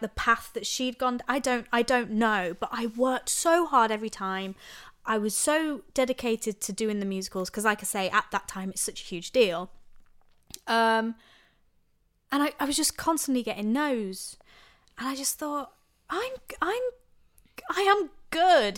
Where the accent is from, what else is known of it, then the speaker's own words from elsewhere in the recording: Lincoln, East Midlands, United Kingdom; I'm born and bred in Lincoln, Lincolnshire, in a little village